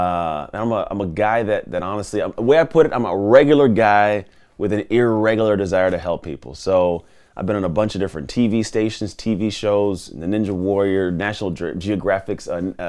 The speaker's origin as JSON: {"language": "English", "town": "Antioch", "region": "California", "country": "United States", "tie": "born or raised there", "also_born_or_lived": "Martinez", "said": "So I grew up in the San Francisco Bay Area. I didn't grow up in a zip code that was great, but it wasn't like horrible. It was like a pretty much a town called Martinez, which is actually nearby where we're at now. Then I actually grew up in a town called Antioch"}